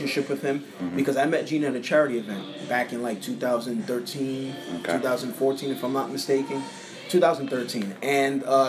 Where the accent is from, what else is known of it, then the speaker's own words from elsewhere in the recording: New York City, New York, United States; I'm from Brooklyn, New York